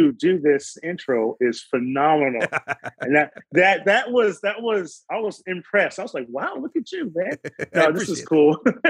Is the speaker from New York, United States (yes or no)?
no; Oakland, California, United States; born there; also born or lived in Modesto / Stockton / Kansas City; And born in Oakland. My dad was born in Oakland, my mom. So, and then I ended up moving to Modesto, of all places.